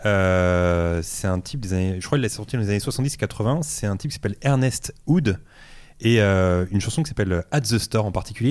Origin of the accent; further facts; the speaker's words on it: Drancy, Île-de-France, France; je suis né à Drancy, dans le quatre-vingt-treize, et j'ai joué dans le club de Drancy